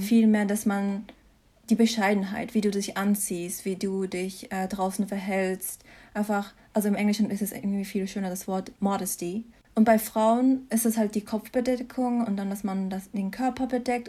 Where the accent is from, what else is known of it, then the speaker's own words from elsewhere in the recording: Mannheim, Baden-Württemberg, Germany; moved away as an adult; also born or lived in Mainz; now in Freiburg, Germany; ich bin hier geboren und aufgewachsen in Mannheim